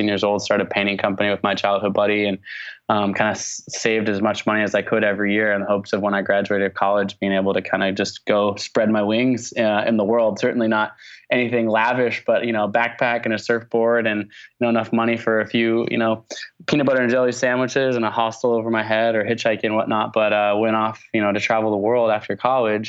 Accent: Portland, Oregon, United States; also born or lived in Olympia, Washington; I grew up in the Pacific Northwest, was born on a hippie commune in Olympia, Washington, but moved to Portland, Oregon when I was about 9 months old. So I consider Portland, Oregon to be my hometown

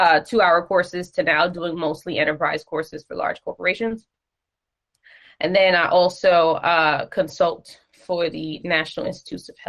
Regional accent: New York City, New York, United States; a regular schmegular degular Bronx chick is what I like to say. New Yorker to the bone

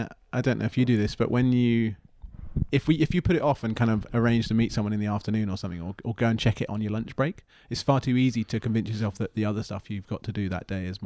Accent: South East England, United Kingdom; moved away as an adult; also born or lived in Plymouth; Grew up just outside London.

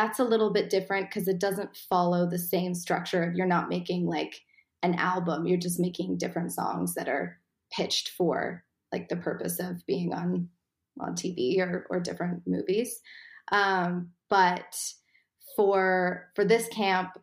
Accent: Vancouver, British Columbia, Canada; I am from Vancouver, Canada.

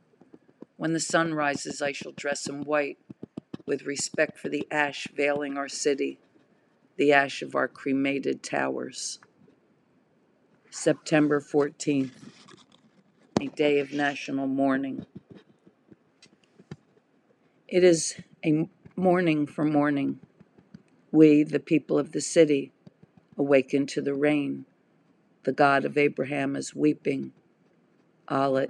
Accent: United States; I am an American artist

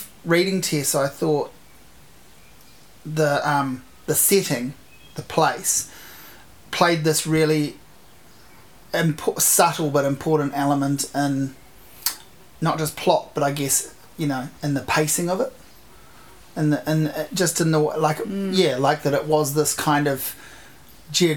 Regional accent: Hawke's Bay, New Zealand; moved away; I grew up in Hawke's Bay

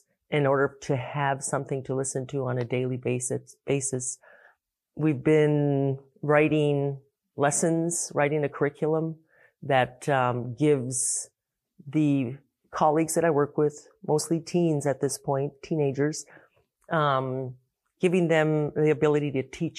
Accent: Pribilof Islands, Alaska, United States; Very, very sea, ocean-influenced society and culture that I come from. The Pribilof Islands

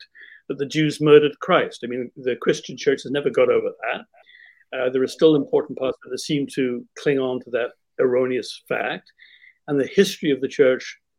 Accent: Winnipeg, Manitoba, Canada; I grew up in the Winnipeg Jewish community, Winnipeg, Manitoba, Canada

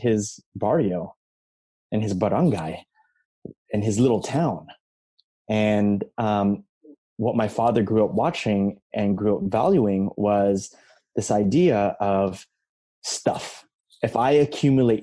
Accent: Philippines; I'm from the Philippines, you know, we were colonized by Spain for 400 plus years

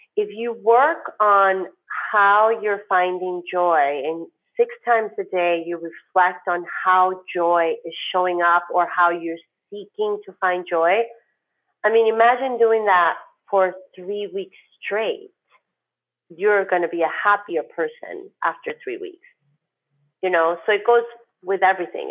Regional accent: New York, United States; moved away as an adult; now in Miami, United States; as a New Yorker

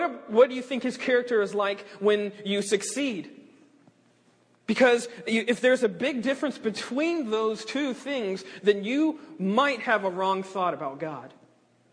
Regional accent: South Carolina, United States; now in West Palm Beach, United States; I'm originally from South Carolina. My dad's a pastor up in Greenville, South Carolina. He's been there for about almost 30 years now

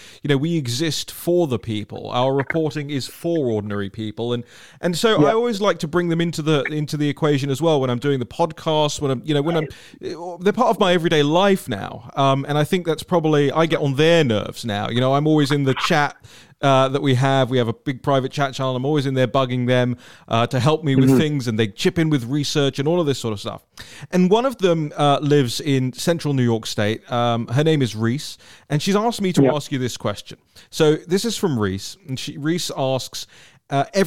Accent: London, United Kingdom; I'm a Londoner, as many people know, and I grew up in a, you know, in a city that has that same, you know, that same dynamic

